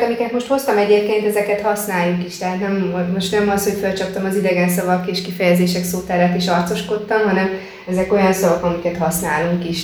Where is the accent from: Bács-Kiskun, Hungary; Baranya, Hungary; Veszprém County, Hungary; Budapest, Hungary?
Bács-Kiskun, Hungary; Kecskemét; accent: southern dialect (ö-zés); Kecskeméten, ahol élek, itt déli nyelvjárás